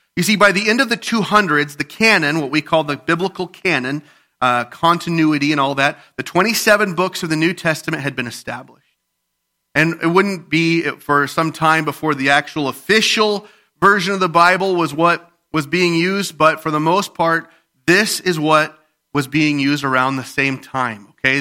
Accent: Midwest, United States; We're from the Midwest

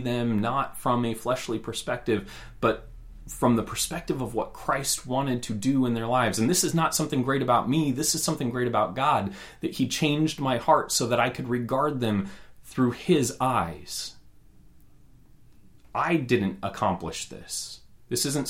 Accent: Roseburg, Oregon, United States; I grew up in Roseburg, Oregon

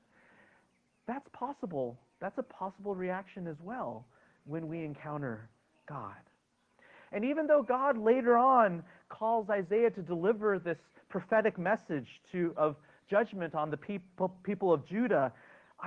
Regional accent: United States; as an American citizen, something I'm proud to be and grateful to be

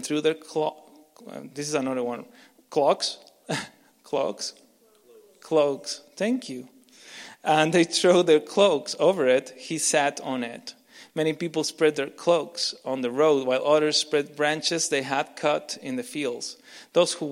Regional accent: Argentina; English is a second language; now in Canada; I'm not Canadian, I'm Argentinian

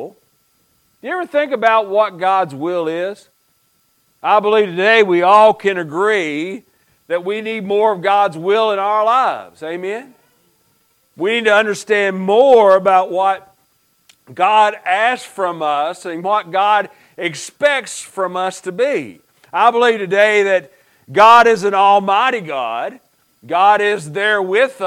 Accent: Stone, Kentucky, United States; moved away; growing up in Pike County, y'all know you have a Eastern Kentucky preacher

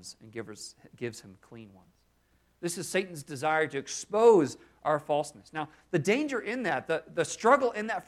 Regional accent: Maine, United States; I grew up in Maine

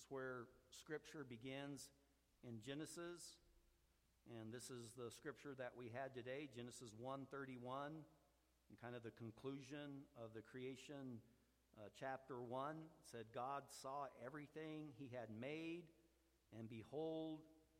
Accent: Roswell, New Mexico, United States; I grew up down in Roswell

